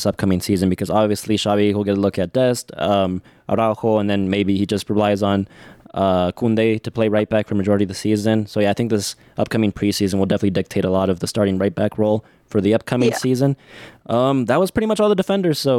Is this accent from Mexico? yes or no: yes; Mexico; now in United States; I was born in Mexico